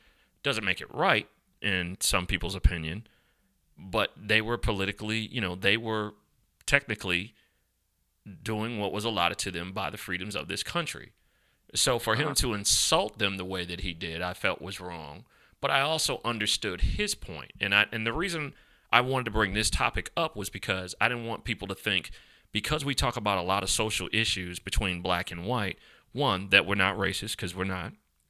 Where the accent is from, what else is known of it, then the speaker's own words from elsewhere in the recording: the South, United States; I'm from Dixie. I'm proud to be a Southerner. I'm proud to be from down south, where we say y'all and we say, you know, all those different things.